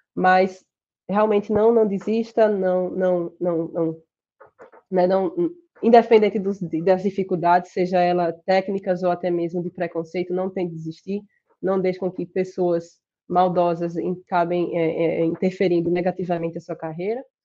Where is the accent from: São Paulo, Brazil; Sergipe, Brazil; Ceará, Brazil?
Sergipe, Brazil; accent: Sergipe; moved away as an adult; also born or lived in Rochester, United States; now in United States; meu sotaque de Sergipe